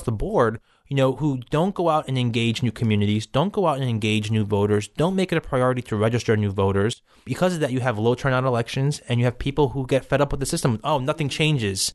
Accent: New York City, New York, United States; I grew up in Bay Ridge, spent my whole life living here

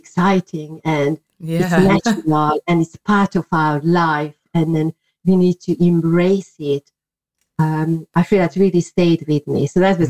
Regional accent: Hungary; English is a second language; well, I was born in Hungary, people could not really do things like that openly.

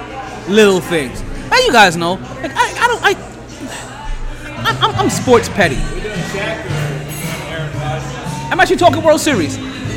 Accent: New York, United States; to be honest, as a New Yorker, as a Mets fans are rooting for the Astros

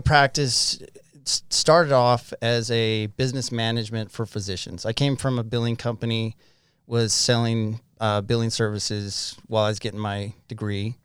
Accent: Farmington, Utah, United States; also born or lived in Hong Kong; I grew up in Farmington, Utah. Um, haven't moved much

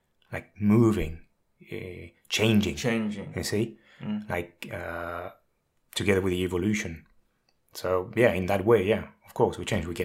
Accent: France; moved away as an adult; also born or lived in Prague, Czech Republic / London, United Kingdom; now in Finland; my home country in France

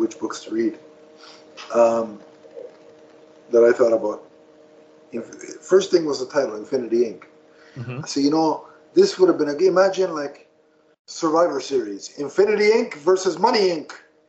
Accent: Canada; I'm Canadian.

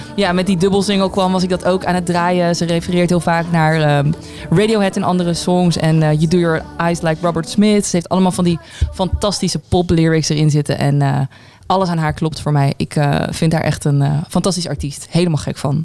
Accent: Zundert, North Brabant, Netherlands; Ik kom zelf uit Zundert

